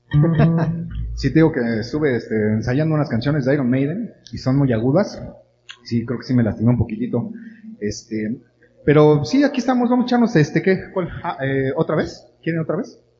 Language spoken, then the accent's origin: Spanish; Mexico; somos mexicanos, no me da vergüenza ser mexicano